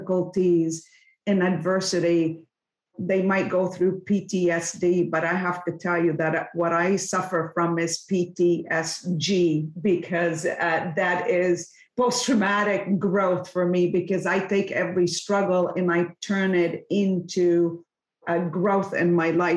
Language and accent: English; Lebanon; now in Canada; I was born and raised in Lebanon, and I come from a very small village